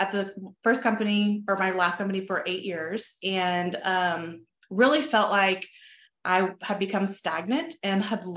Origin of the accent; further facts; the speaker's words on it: Texas, United States; I born and raised in Texas, still live here on my own little ranch now.